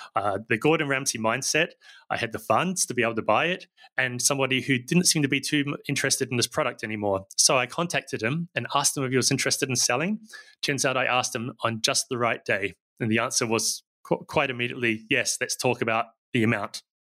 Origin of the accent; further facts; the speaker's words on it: New Zealand; now in Barcelona, Spain; I don't sound very Spanish, and that's because I'm originally from New Zealand